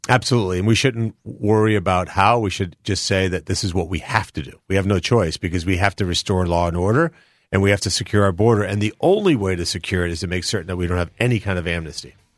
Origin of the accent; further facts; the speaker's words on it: Colombia; now in United States; I was born in Columbia, South America. I came here with my five brothers, my sister, my mom, and dad, almost fifty-two years ago